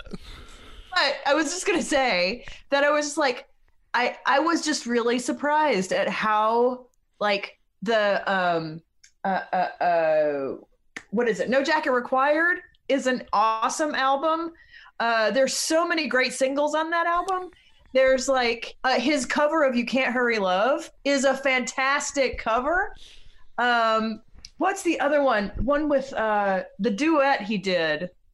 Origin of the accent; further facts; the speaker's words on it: Black Mountain, North Carolina, United States; I grew up in Black Mountain, North Carolina